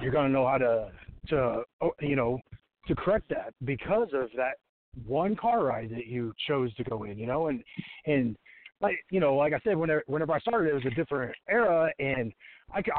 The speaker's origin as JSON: {"language": "English", "town": "Washington", "region": "Indiana", "country": "United States", "tie": "born or raised there", "said": "started in this little gym in my hometown, Washington, Indiana."}